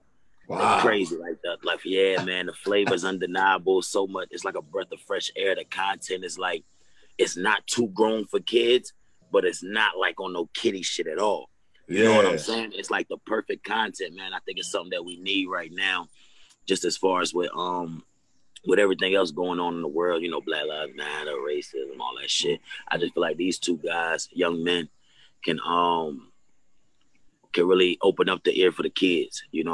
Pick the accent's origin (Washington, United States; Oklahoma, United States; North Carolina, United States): North Carolina, United States; Fuquay-Varina; now in Raleigh, United States; I'm from Carolina, Fuquay, Marina, North Carolina, to be exact. Small town, country town, right outside of Raleigh. You know what I'm saying? It's about like 15 minutes from Raleigh, so it ain't far. I actually live in Raleigh now.